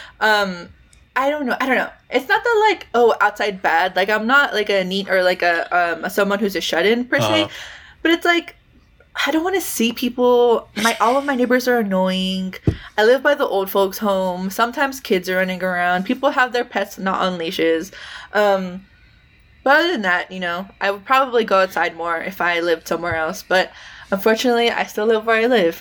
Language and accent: English; United States; I am not doing the best as a depressed American